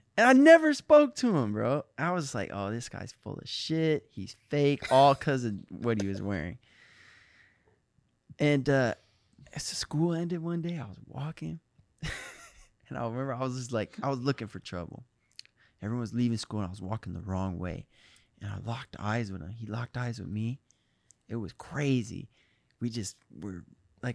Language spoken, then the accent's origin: English; Michigan, United States; Midwest. I'm from Michigan. I love Ohio.